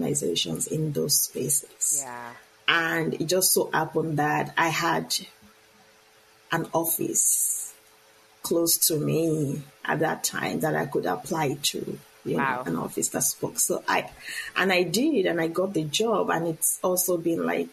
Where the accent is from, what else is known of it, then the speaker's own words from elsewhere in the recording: Nigeria; moved away as an adult; now in United States; I am originally from Nigeria